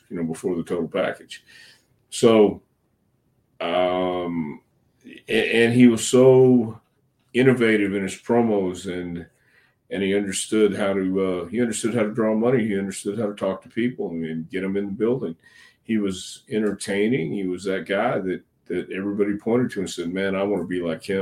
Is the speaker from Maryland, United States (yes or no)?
no; Tampa, Florida, United States; growing up in Tampa